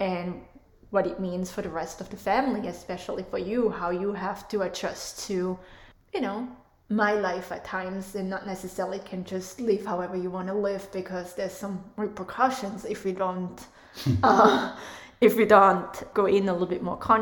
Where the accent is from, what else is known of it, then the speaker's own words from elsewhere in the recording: Switzerland; English is a second language; moved away as an adult; now in United States; I'm from Switzerland